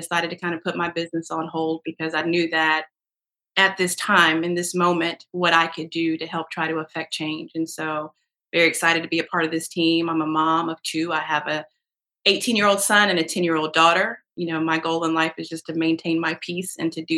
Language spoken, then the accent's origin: English; Rocky Mount, North Carolina, United States; also born or lived in Chicago; I am from Rocky Mountain, North Carolina